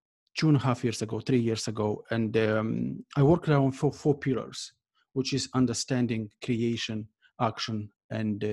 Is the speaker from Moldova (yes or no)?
yes; Moldova; moved away as an adult; now in Ireland; I was born in Moldova, and for the first 17 years, I lived there